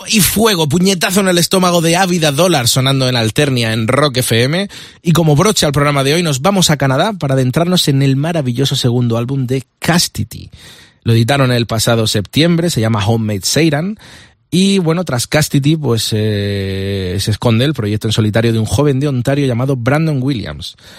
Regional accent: Vega Baja del Segura, Valencian Community, Spain; moved away; llegamos hasta mi tierra, la Vega Baja del Segura. Orgulloso de ser de allí

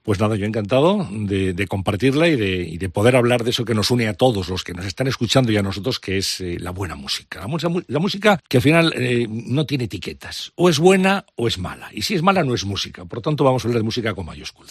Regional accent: Valladolid, Castile and León, Spain; empecé a escuchar discos con 12, 13 años en, Valladolid, de allí

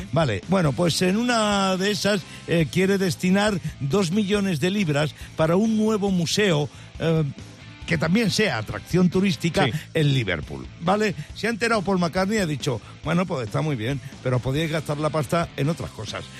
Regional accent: Talavera de la Reina, Castilla-La Mancha, Spain; now in Madrid, Spain; pero si yo soy de Talavera, pero si yo vivo en Madrid

